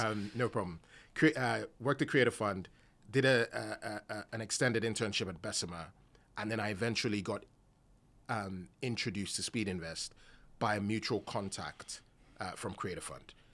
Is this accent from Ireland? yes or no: no; Nigeria; Nigerian myself